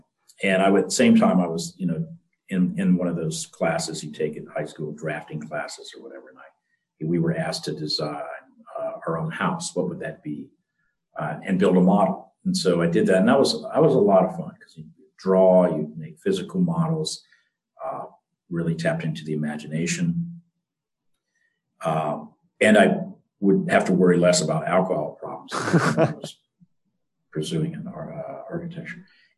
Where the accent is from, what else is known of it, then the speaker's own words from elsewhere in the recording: Florida, United States; I mean, when I was growing up, I grew up near the Everglades, actually, in South Florida.